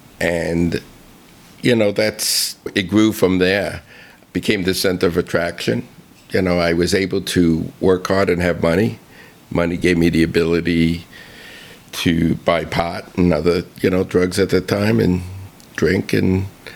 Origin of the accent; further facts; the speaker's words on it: Bronx, New York, United States; Yeah, well, it was a middle-class neighborhood. My father actually owned a butcher shop around the corner from where we lived.